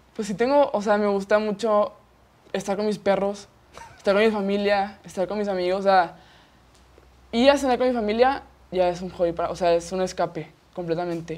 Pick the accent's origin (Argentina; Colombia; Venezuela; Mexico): Mexico; Monterrey, Nuevo León; yo nací aquí en Monterrey, Nuevo León